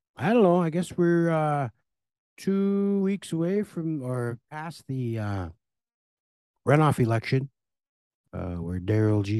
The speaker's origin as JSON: {"language": "English", "town": "Red Lake", "region": "Minnesota", "country": "United States", "tie": "born or raised there", "said": "I moved up here when I was about three, four years old, so I've been here forty-two, forty-three years."}